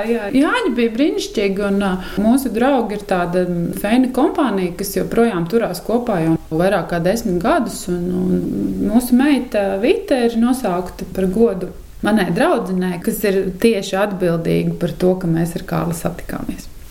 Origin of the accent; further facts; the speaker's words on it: Ķekava, Ķekava Municipality, Latvia; also born or lived in Riga; now in Salaspils, Latvia; Un es esmu dzimusi pāri upītei Vimbu krogā